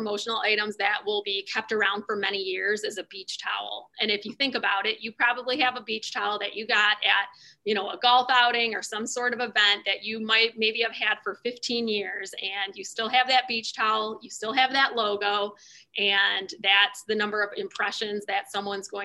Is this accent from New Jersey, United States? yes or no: no; Detroit, Michigan, United States; We, you know, born and raised in the Detroit area, and our company located just in Melvindale, which is just outside of the city